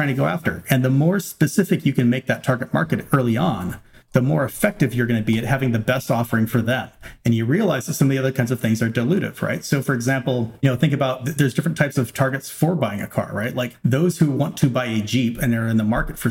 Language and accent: English; Arroyo Grande, California, United States; moved away; also born or lived in Silicon Valley / Washington, D.C. area; my hometown of Arroyo Grande, California